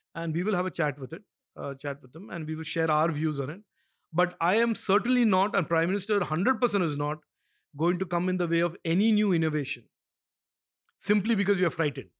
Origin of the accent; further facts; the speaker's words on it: India; as an Indian